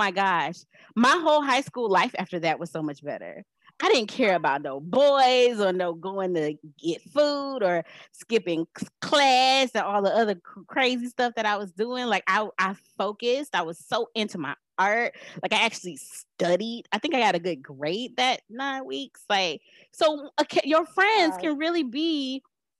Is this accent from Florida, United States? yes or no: yes; Miami, Florida, United States; moved away as an adult; I was away from Miami